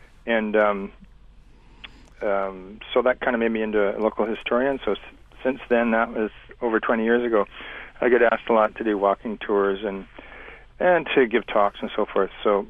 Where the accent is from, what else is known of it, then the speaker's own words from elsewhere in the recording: Vancouver, British Columbia, Canada; Well, I was born in Vancouver in 1948. My dad came here in 1911.